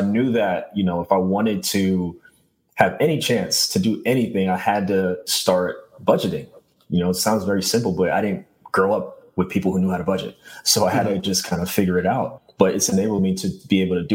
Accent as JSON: {"language": "English", "town": "New York City", "region": "New York", "country": "United States", "tie": "born or raised there", "said": "born and raised in Brooklyn"}